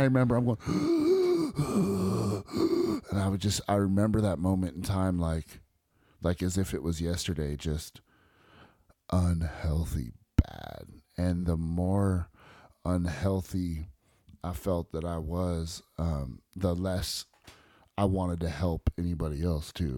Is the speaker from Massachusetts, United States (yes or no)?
no; Bay Area, California, United States; I was born and raised in the Bay Area and California